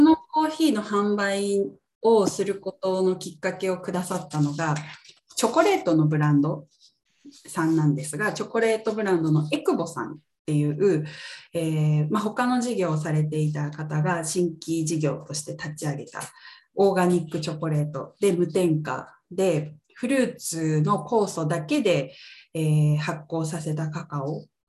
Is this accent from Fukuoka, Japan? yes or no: no; Ibaraki, Japan; 私は茨城県、関東の茨城県出身なんですけど